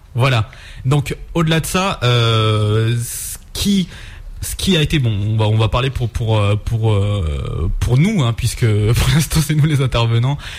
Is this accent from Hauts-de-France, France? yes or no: no; Grenoble, Auvergne-Rhône-Alpes, France; nous on est on est plutôt de Grenoble